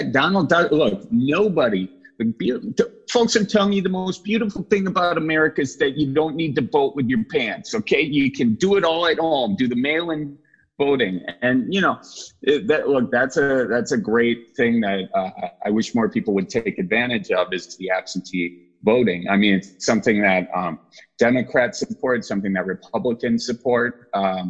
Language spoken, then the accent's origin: English; Wisconsin, United States; accent: Midwest; So I'm from Wisconsin